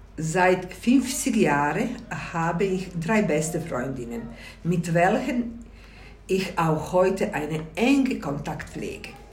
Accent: Zenica, Federation of Bosnia and Herzegovina, Bosnia & Herzegovina; German is a second language; moved away as an adult; now in Switzerland; In der Stadt Senica bin ich geboren, aufgewachsen und meine Grundausbildung absolviert.

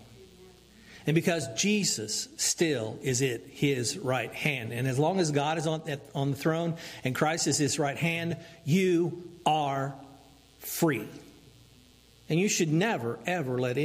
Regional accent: United States; as American

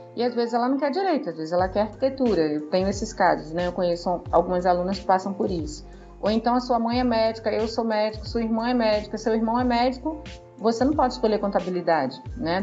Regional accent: Rio de Janeiro, Brazil; moved away as an adult; now in Rio Grande do Norte, Brazil; Eu sou carioca, moro aqui no Rio Grande do Norte há 20 anos

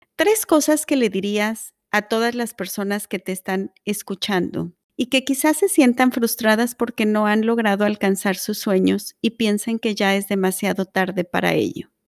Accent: Mexico; Nayana y yo somos mexicanas

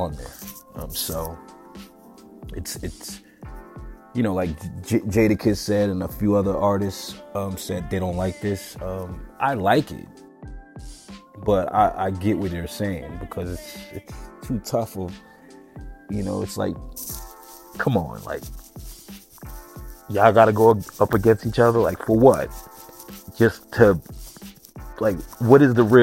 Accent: New York City, New York, United States; moved away; I'm coming from New York, Staten Island, where I was from

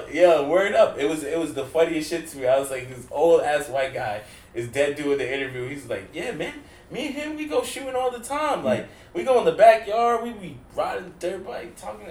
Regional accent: New York, United States; we're from New York

